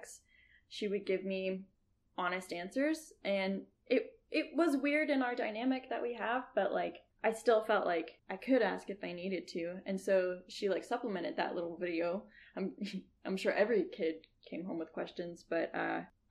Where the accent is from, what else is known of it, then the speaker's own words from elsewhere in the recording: Houston, Texas, United States; I'm from a suburb of Houston. It's pretty, like, a white affluent area